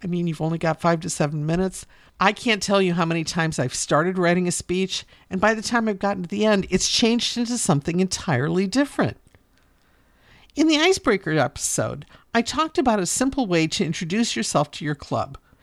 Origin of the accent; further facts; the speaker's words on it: Northeastern Ohio, United States; I'm from Northeastern Ohio, District 10